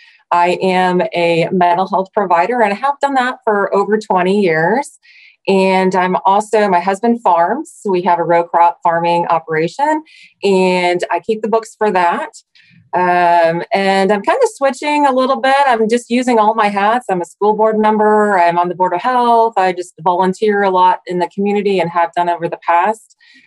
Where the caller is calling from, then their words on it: Superior, Nebraska, United States; I'm coming today from Superior, Nebraska, right in the kind of in the middle of the country.